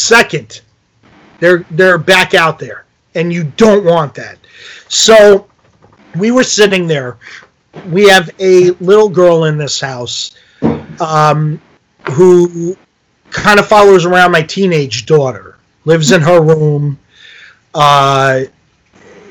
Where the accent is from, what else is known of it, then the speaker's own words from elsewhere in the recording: New York, United States; moved away as an adult; now in New Jersey, United States; I live in New Jersey. I'm from New York